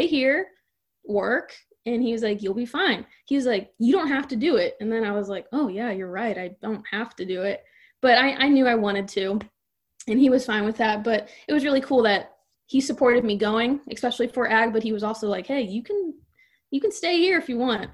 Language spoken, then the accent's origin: English; Franklin County, Missouri, United States; I'm from Franklin County, small town America over there. I'm an hour west of St. Louis, basically